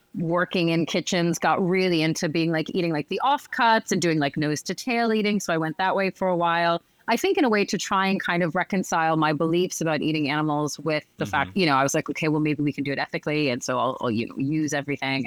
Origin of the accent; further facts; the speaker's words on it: Northern Virginia, United States; moved away as an adult; now in Paris, France; I'm from just outside of DC. I'm from Northern Virginia, um, DC, basically